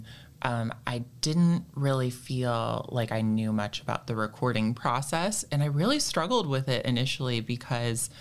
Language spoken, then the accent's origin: English; Ann Arbor, Michigan, United States; I grew up in Ann Arbor